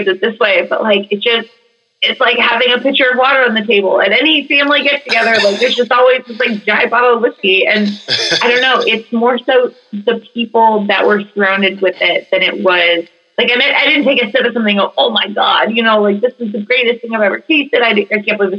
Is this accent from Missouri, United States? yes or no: yes; St. Louis, Missouri, United States; moved away as an adult; now in Louisville, United States; So I'm originally from St. Louis, mm-hmm. and then moved to Louisville about 12 years ago.